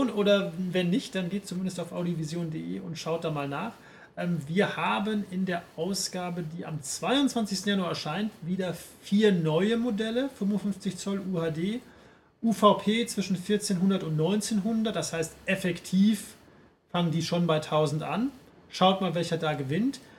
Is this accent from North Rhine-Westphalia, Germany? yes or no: yes; Paderborn, North Rhine-Westphalia, Germany; Ich habe den Film in meiner Heimatstadt Paderborn gesehen, ähm, während Weihnachten und Neujahr.